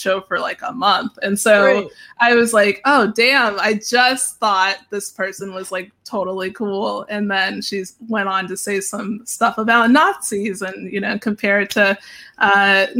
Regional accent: Pittsburgh, Pennsylvania, United States; I'm from Pittsburgh

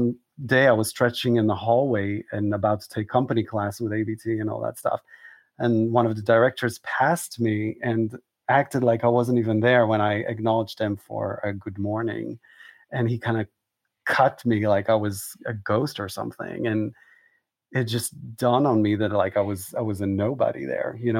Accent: Israel; moved away as an adult; also born or lived in Southern United States; now in New York, United States; I was born an Israeli boy and suddenly I'm trying to become an American

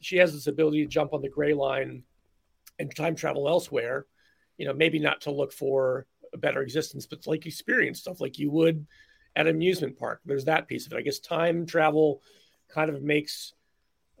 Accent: Philadelphia, Pennsylvania, United States; I grew up in Philly

